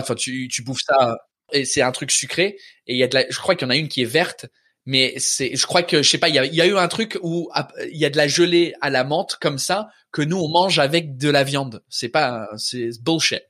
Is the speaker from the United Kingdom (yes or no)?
yes; England, United Kingdom; French is a second language; moved away as an adult; also born or lived in Australia / Canada; now in Paris, France; je suis anglais ça fait dix ans que je suis en France